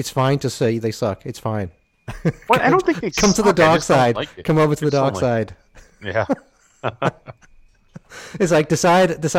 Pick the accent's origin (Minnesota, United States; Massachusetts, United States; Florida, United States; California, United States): Massachusetts, United States; Boston; I'm Irish, but I'm actually from Boston.